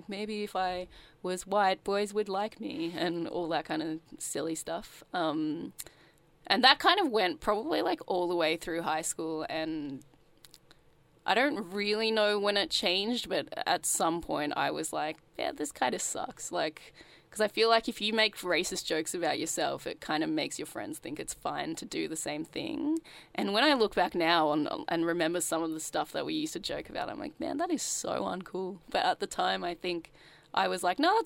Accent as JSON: {"language": "English", "town": "Sydney", "region": "New South Wales", "country": "Australia", "tie": "born or raised there", "said": "I grew up in Sydney, in the suburbs"}